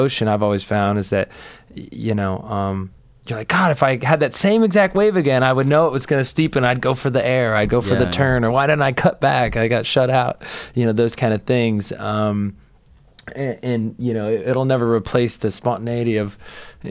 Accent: United States; I'm definitely still proud of being American

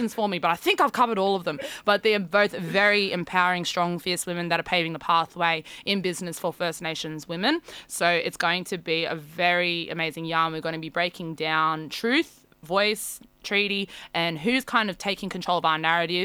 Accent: Campbelltown, New South Wales, Australia; I grew up in Campbelltown too

